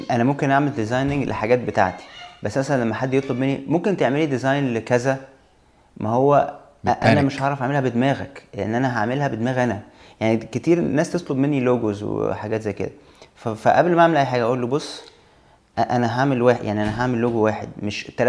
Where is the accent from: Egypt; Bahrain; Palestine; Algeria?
Egypt; moved away as an adult; سبب ان انا سافرت من مصر هو بس فكره التجربه يعني انا عايز اجرب ان انا اخرج شويه بره جو مصر